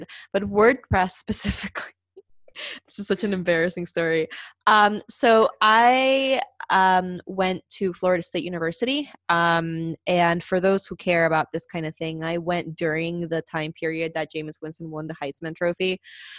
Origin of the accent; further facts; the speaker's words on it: Peru; I'm from Peru